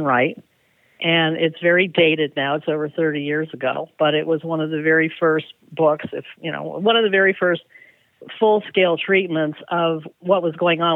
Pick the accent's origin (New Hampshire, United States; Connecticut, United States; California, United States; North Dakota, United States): California, United States; Southern; moved away as an adult; also born or lived in Bay Area, California; now in Richmond, United States; I grew up in Southern California from age 9 until 18